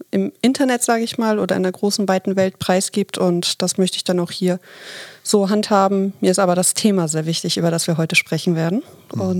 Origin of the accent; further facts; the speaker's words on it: Hamburg, Germany; Ja, ich bin 39, in Hamburg geboren und aufgewachsen, bin mittlerweile seit zwei Jahren Führungskraft in einem großen Handelsunternehmen